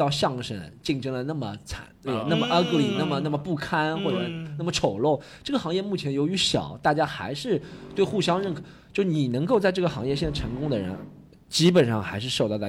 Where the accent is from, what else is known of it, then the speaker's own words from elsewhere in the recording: Shanghai, China; 就是把我们上海人都讲成那样子了的。